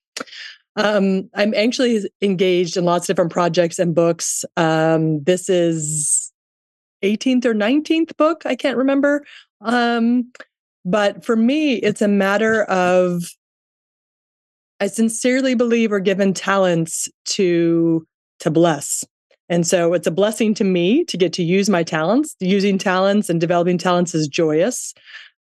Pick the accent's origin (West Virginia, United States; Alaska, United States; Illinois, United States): West Virginia, United States; I grew up in West Virginia.